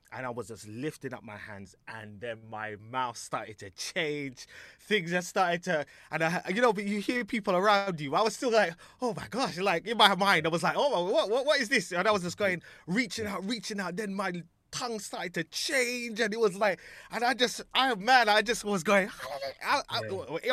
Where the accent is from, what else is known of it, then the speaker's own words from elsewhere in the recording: London, United Kingdom; I was in Alperton, Alperton, Alperton. Wembley, Wembley around there.